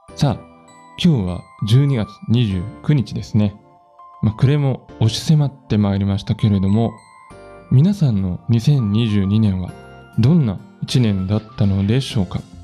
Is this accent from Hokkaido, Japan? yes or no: no; Nagoya, Aichi, Japan; now in Matsumoto, Japan; 名古屋出身で今住んでる松本なんですけど